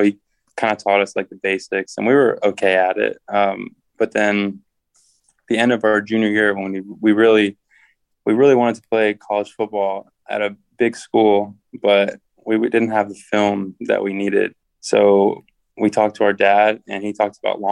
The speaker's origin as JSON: {"language": "English", "town": "Richmond", "region": "Virginia", "country": "United States", "tie": "born or raised there", "moved": "yes", "lives_now": "Florida, United States", "said": "I grew up in Richmond, Virginia"}